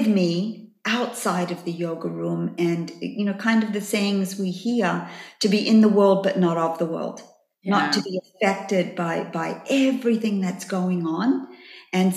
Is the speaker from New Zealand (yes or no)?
no; Australia; moved away as an adult; also born or lived in New York; I came from Australia when I was 23 years of age